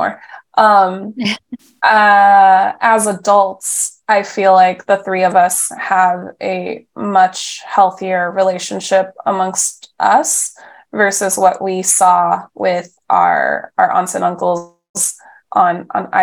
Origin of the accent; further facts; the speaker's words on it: Mount Diablo Unified School District, California, United States; now in San Francisco, United States; the district that I grew up in Mount Diablo Unified